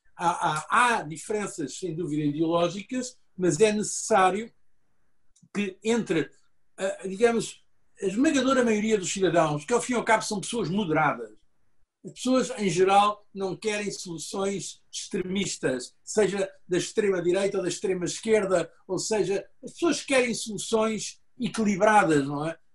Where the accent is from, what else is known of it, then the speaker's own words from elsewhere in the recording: Portugal; eu sou português